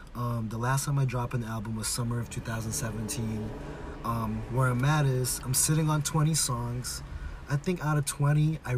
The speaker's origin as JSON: {"language": "English", "region": "West Coast", "country": "United States", "tie": "born or raised there", "said": "We grew up, so I was thinking about this. We grew up in the West Coast."}